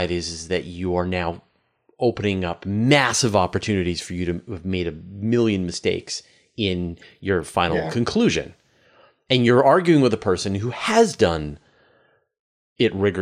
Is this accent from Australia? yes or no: no; Canada; I'm Canadian